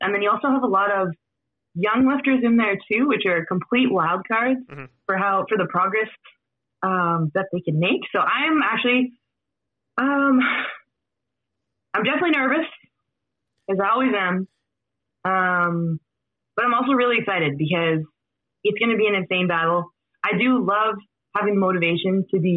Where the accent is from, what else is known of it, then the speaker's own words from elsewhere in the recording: Midwestern Canada, Canada; accent: Midwestern Canadian; I would say maybe Midwestern Canadian, which is, sounds a little blue collar, that's where I'm from